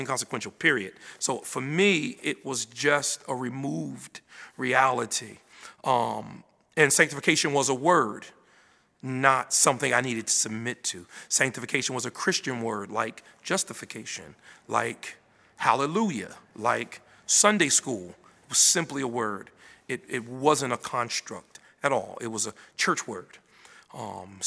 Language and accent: English; Paterson, New Jersey, United States; I was born in Paterson, New Jersey. It's North Jersey, north of here, about 90 miles. And I was born and raised there